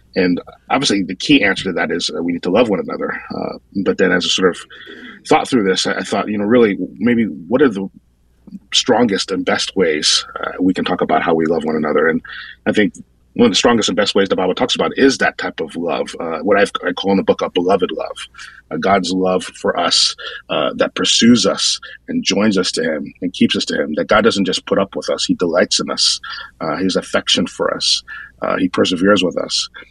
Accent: northern New Jersey, United States; moved away as an adult; also born or lived in Brooklyn, New York; now in Phoenix, United States; I was born in Brooklyn, but then I really grew up in northern Jersey, so like maybe a half hour outside the city.

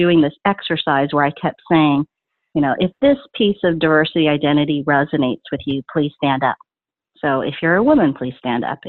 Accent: Dallas, Texas, United States; Even when I say Dallas

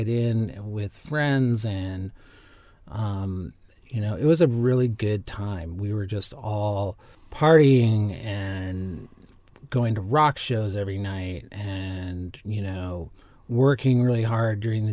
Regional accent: Long Beach, California, United States; moved away; also born or lived in Chicago, Illinois; I'm a Western kid. I'm a West Coast kid, just like you. I was born in Long Beach, actually, but I was living in Chicago

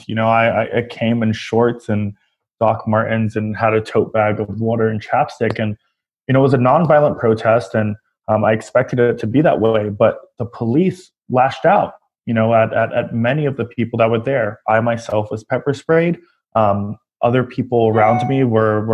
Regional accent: New York City, New York, United States; as a New Yorker

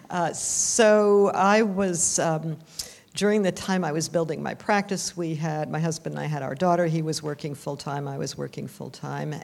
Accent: Vermont, United States; I am from Vermont, and my family's mostly Canadian, but I grew up in Vermont

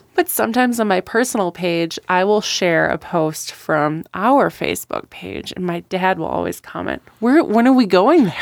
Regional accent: Wisconsin, United States; moved away as an adult; now in Great Falls, United States; I grew up in Wisconsin

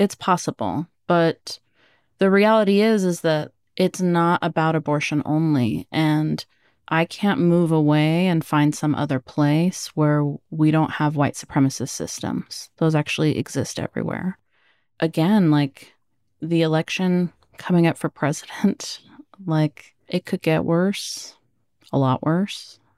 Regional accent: Oregon, United States; born there; I was born in Oregon. That's where my parents met, and they experienced racism there too.

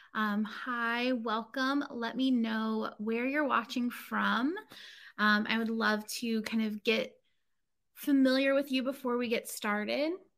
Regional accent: Inverness, Florida, United States; moved away; also born or lived in Chicago; I grew up, or I lived for several years as a kid, um, in this place called Inverness, Florida

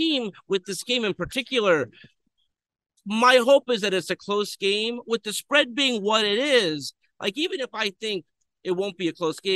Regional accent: Los Angeles, California, United States; I'm from Los Angeles

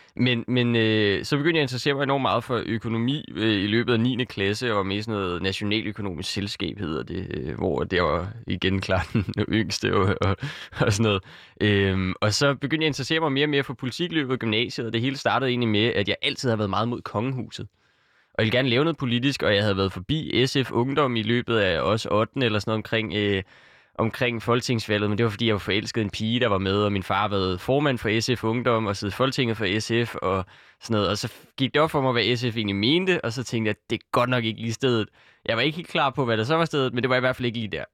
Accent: Copenhagen, Capital Region of Denmark, Denmark; jeg kommer her fra København og har boet hele mit liv

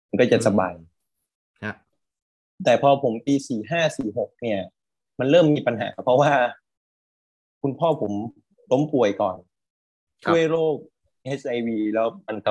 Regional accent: Bangkok, Thailand; born or raised there

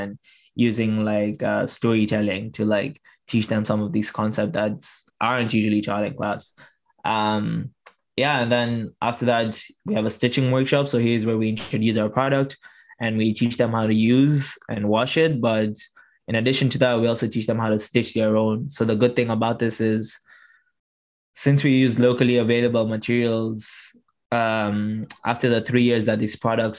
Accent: Tanzania; I was able to support 22 menstruators in Tanzania, in my hometown.

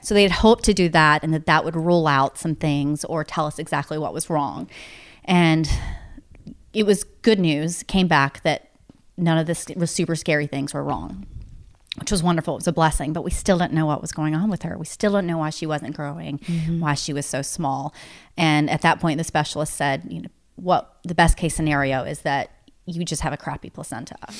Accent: East Tennessee, United States; now in Nashville, United States; I'm from East Tennessee, but my mom grew up in Nashville

